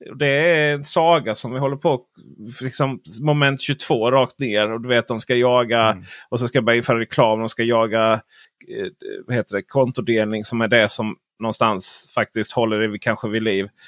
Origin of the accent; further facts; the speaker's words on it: northern Blekinge, Sweden; also born or lived in southern Småland; där jag kommer ifrån i norra Blekinge, kommun, Blekinge län och södra Småland